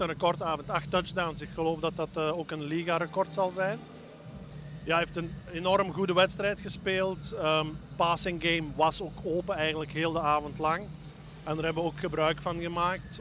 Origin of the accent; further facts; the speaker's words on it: Belgium; we als Belgen